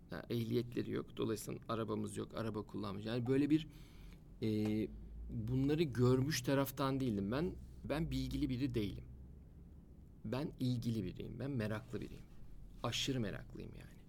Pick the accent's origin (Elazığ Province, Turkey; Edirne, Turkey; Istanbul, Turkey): Edirne, Turkey; Gene tesadüfen ilk başladığımız il Edirne. Vallahi tesadüf bunlar. O da benim e, Edirneliyim ben. Edirne'den başladı ilk il olarak.